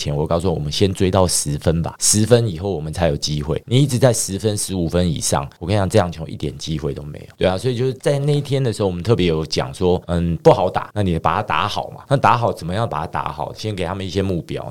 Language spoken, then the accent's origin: Chinese; Taiwan; 大家都知道我是台湾来的，然后中华队教练